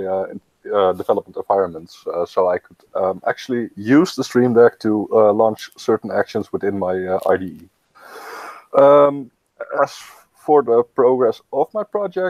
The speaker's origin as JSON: {"language": "English", "country": "Netherlands", "said": "I'm from Netherlands, 24 years old"}